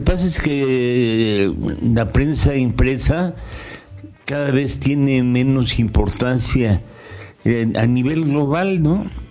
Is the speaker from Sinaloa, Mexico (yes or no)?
no; Toluca, State of Mexico, Mexico; llegué yo aquí a los dos años de edad. Yo nací en el Distrito Federal, hoy Ciudad de México. Me trajeron de dos años